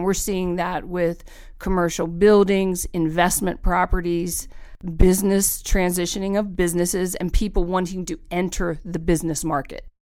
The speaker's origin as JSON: {"language": "English", "region": "East Coast", "country": "United States", "tie": "born or raised there", "moved": "as an adult", "lives_now": "Truckee, United States", "said": "I come from the East Coast, uh, where I actually, uh, grew up"}